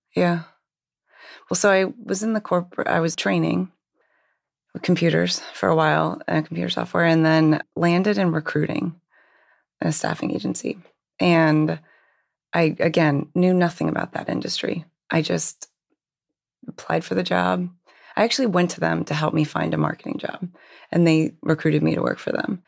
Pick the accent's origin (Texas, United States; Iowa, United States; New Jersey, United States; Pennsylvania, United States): Pennsylvania, United States; Hershey; I actually grew up in Hershey, Pennsylvania